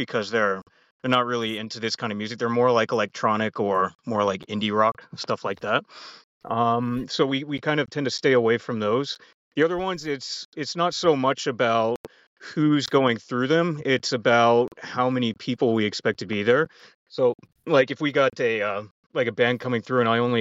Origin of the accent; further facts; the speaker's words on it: United States; now in Canada; I was born and raised in America